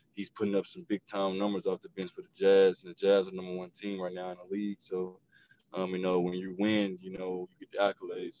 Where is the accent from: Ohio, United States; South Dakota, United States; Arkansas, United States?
Arkansas, United States; Little Rock; me growing up in Little Rock, me, you know, having a single mom that worked hard to take care of me